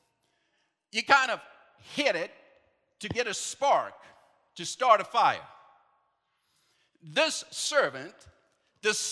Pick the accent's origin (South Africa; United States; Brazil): South Africa; moved away; back home, I'm from South Africa